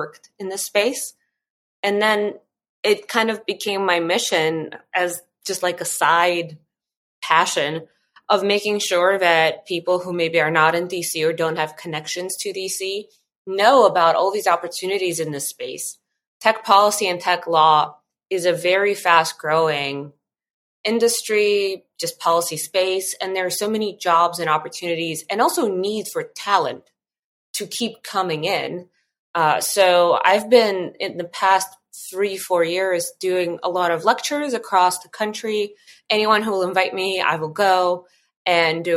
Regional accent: Russia; moved away; I was born and I grew up in Russia in a family of Armenian immigrants

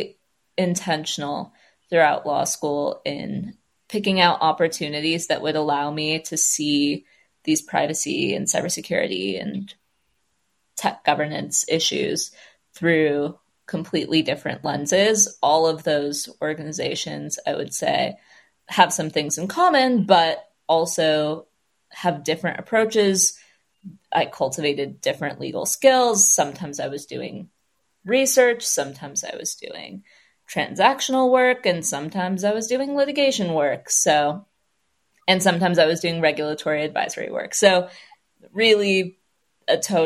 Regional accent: California, United States; also born or lived in Michigan / Los Angeles; I'm from California, have lived there almost my whole life, except for these international stints and a brief stint in Michigan

